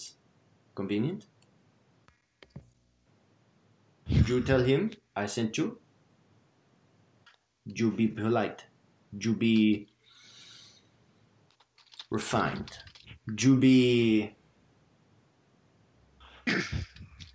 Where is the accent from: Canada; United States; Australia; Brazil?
Australia; accent: Australian; my Australian accent